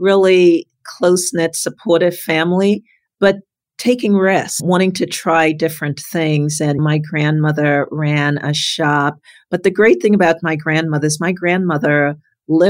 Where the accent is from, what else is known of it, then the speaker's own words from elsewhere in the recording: New York City, New York, United States; also born or lived in Trinidad; I'm from Brooklyn, New York